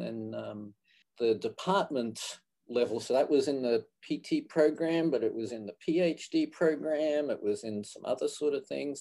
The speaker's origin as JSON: {"language": "English", "country": "Australia", "tie": "born or raised there", "also_born_or_lived": "Canada / Gainesville, Florida", "moved": "as an adult", "lives_now": "Florida, United States", "said": "I grew up in Australia, and I did my physical therapy training in Australia, University of Queensland"}